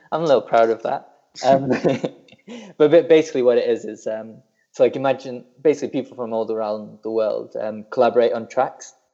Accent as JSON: {"language": "English", "town": "Burnley", "region": "North West England", "country": "United Kingdom", "said": "you've ruined my accent because I definitely don't sound like I'm from Burnley anymore."}